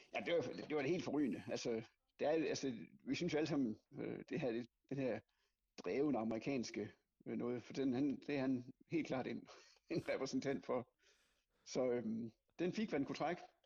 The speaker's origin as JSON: {"language": "Danish", "area": "West Jutland", "region": "Central Denmark Region", "country": "Denmark", "said": "jeg kommer fra Vestjylland"}